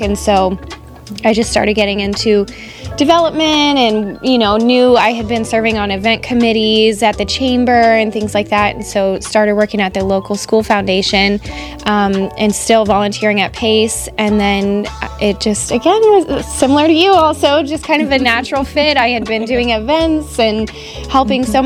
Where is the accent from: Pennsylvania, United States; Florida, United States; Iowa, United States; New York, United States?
Florida, United States; Fort Myers; I was born and raised here in Fort Myers